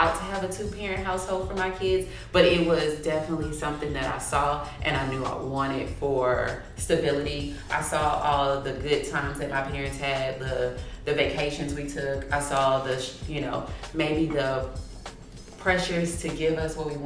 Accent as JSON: {"language": "English", "town": "Missouri City", "region": "Texas", "country": "United States", "tie": "born or raised there", "said": "I was born and raised in Missouri City. I live in Missouri City."}